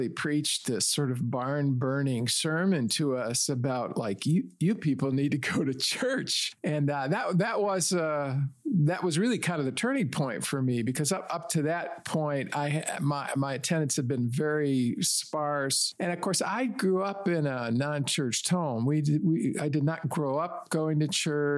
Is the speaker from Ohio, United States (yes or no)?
no; Detroit, Michigan, United States; now in Chicago, United States; I grew up in the Detroit area